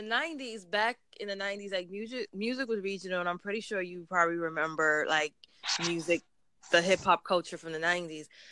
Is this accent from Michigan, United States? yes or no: no; New York, United States; I'm actually from New York